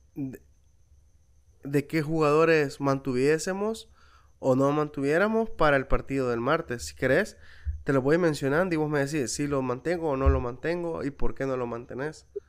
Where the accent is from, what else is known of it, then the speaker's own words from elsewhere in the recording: El Salvador; yo también soy salvadoreño